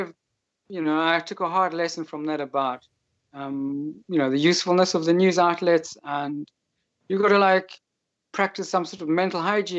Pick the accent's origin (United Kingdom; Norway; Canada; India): United Kingdom; now in Poland; I'm a British citizen living in Poland